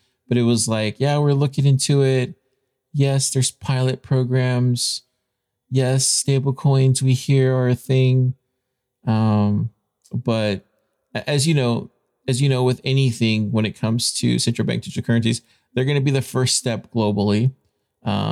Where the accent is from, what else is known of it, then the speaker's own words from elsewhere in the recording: United States; being an American citizen